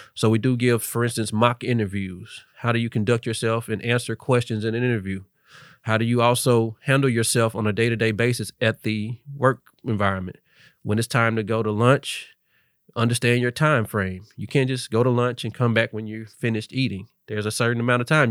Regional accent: Memphis, Tennessee, United States; also born or lived in Tallahassee, Florida; I knew what FedEx was just growing up in Memphis.

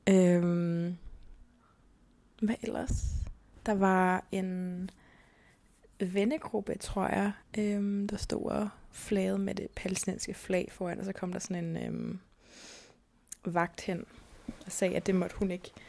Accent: Zealand, Denmark

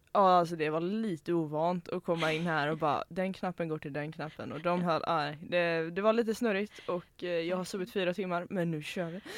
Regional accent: Hönö, Västra Götaland, Sweden; jag är från Hönö

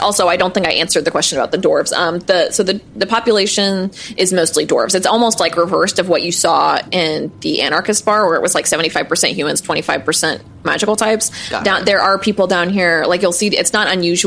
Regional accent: Missouri, United States; where I grew up in Missouri, there's like a bunch of caves

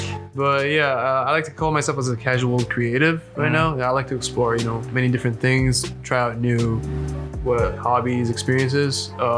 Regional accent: Cairo, Cairo Governorate, Egypt; now in United States; I consider home Egypt. Okay, you know, I'm from Cairo.

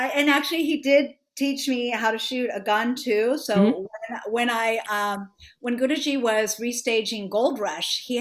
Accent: Miami, Florida, United States; I grew up in Miami, Florida

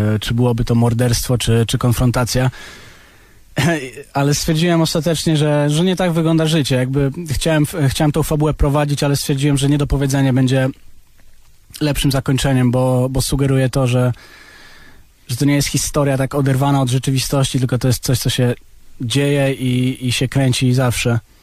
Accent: Warsaw, Masovian Voivodeship, Poland; also born or lived in abroad (born outside Poland); tutaj jestem, wiesz, od 20 lat i tutaj się wychowałem

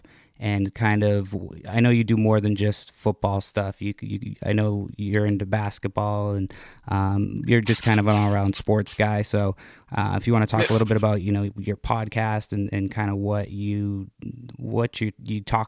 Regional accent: Massachusetts, United States; now in West Coast, United States; I'm from Massachusetts originally. I live out on the West Coast now

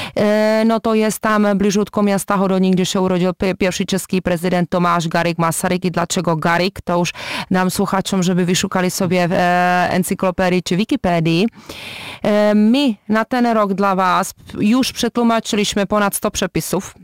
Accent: Czechia

